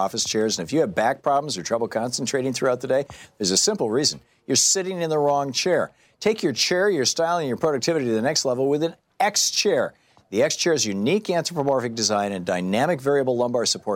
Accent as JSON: {"language": "English", "region": "Michigan", "country": "United States", "tie": "born or raised there", "said": "I grew up in Michigan."}